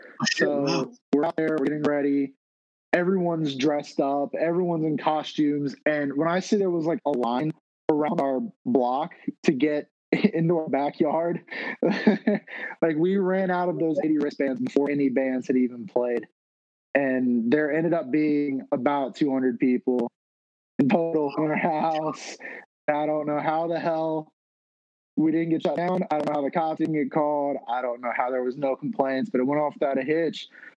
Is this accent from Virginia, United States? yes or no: yes; Richmond, Virginia, United States; So I am from Richmond, and I love Richmond. I live and die by this city.